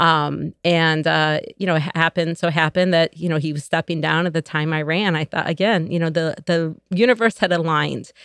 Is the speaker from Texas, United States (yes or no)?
no; Joliet, Illinois, United States; moved away as an adult; I was born and raised here in Joliet